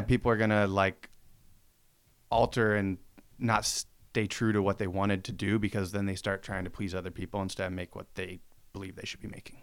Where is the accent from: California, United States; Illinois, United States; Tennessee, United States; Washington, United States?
Washington, United States; Spokane; growing up in Spokane